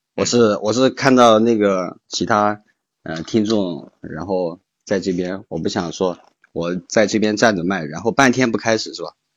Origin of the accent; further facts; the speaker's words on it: Chengdu, Sichuan, China; 我是成都人